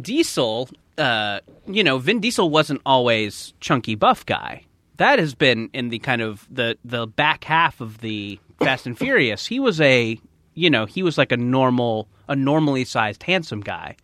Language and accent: English; Orange County, California, United States; I grew up in Orange County, but my mom would, would drive me to West Hollywood for swim lessons